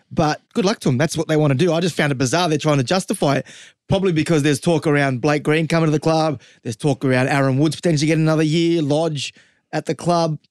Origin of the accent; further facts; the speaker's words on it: the West, New South Wales, Australia; I'm from the West.